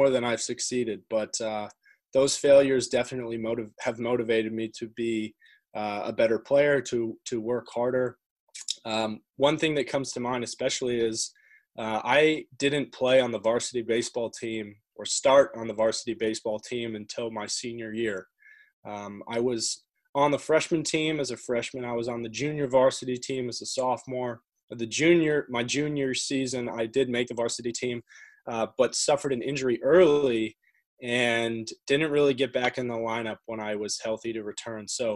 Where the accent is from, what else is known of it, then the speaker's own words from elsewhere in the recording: Connecticut, United States; also born or lived in London, United Kingdom; I was born in London, but moved over to the United States to Connecticut when I was four. And my family and I have lived there ever since